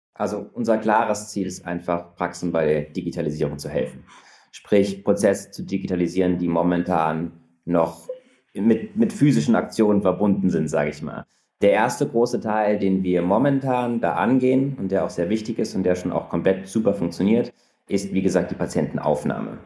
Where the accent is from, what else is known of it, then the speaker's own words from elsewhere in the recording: Frankfurt, Hesse, Germany; moved away as an adult; also born or lived in Munich; now in Berlin, Germany; ich bin gebürtiger Frankfurter und bin dann zum Studieren letztlich nach München gefahren